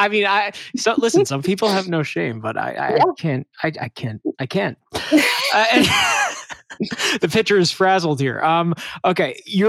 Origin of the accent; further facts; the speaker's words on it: New York City, New York, United States; being a New Yorker